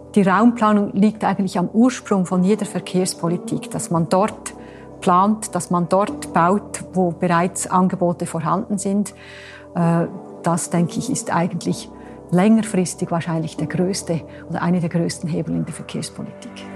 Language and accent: German; Switzerland; bei uns in der Schweiz